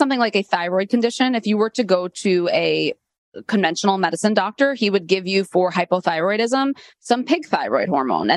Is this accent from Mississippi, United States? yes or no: no; New York City, New York, United States; also born or lived in Delaware; I grew up in Queens, New York